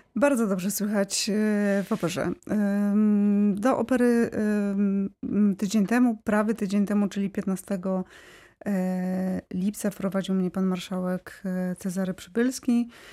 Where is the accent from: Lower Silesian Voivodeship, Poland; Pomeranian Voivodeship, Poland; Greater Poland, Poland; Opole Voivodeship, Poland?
Lower Silesian Voivodeship, Poland; Wrocław; ja jestem z Wrocławia, czuję się wrocławianką